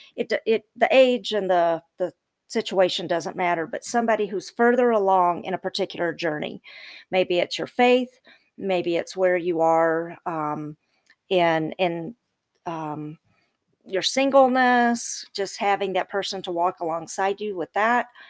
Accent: the South, United States; I'm from the South and I, I'm not gonna talk slow like my people from the South, I talk fast

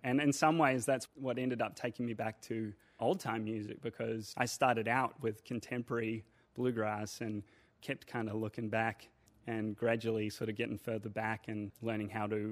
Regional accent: New Zealand; being a New Zealander

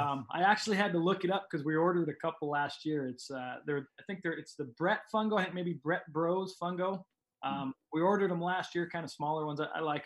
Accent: Montana, United States; moved away as an adult; also born or lived in Jamestown, North Dakota; now in Oregon, United States; I grew up in Montana

